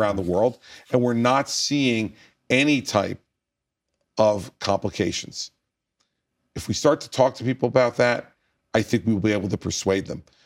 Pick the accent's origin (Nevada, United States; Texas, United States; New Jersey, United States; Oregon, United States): New Jersey, United States; my home state of New Jersey